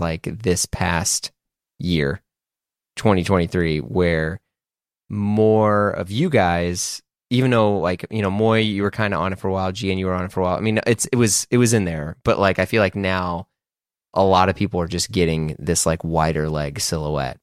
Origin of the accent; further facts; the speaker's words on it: Midwest, United States; growing up in the Midwest